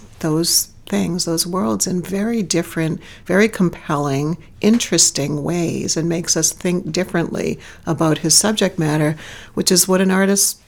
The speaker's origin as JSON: {"language": "English", "town": "Gloucester", "region": "Massachusetts", "country": "United States", "tie": "born or raised there", "said": "my hometown in Gloucester"}